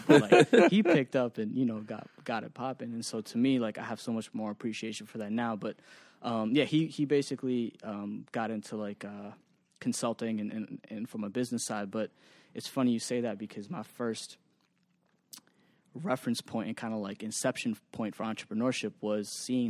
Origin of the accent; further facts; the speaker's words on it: Waltham, Massachusetts, United States; also born or lived in Northampton; So I grew up, I was born in Northampton, which is near UMass Amherst, okay. Which is where my dad went to school. I moved to Waltham, which is like probably 20